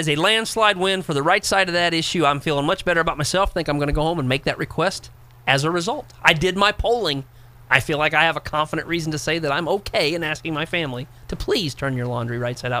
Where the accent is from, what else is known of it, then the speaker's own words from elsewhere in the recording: Ypsilanti, Michigan, United States; my hometown of Ypsilanti, Michigan.